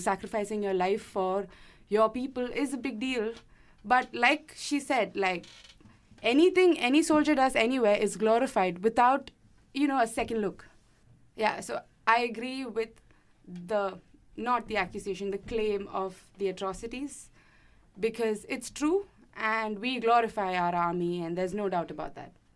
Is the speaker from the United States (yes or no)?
no; Kerala, India; moved away; I come from Kerala, and we have the second most number of Muslims in India